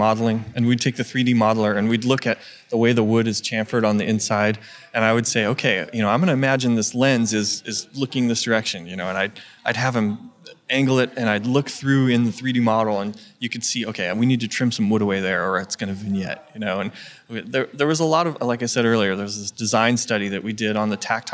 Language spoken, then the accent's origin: English; California, United States; my home state of California